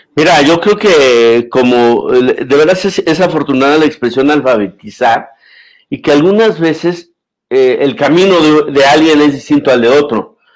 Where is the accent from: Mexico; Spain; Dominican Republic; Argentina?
Mexico; como mexicano, como comunicador, como filósofo, como cincuentón